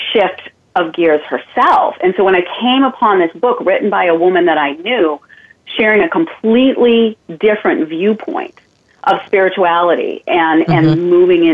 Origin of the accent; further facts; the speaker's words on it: Maine, United States; moved away as an adult; also born or lived in Germany / Missouri; my home of Maine, my home state of Maine